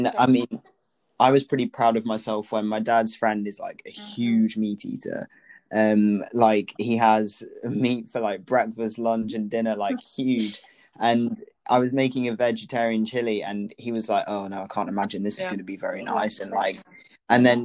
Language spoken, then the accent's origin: English; Lincolnshire, East Midlands, United Kingdom; I'm from the Midlands, from Lincolnshire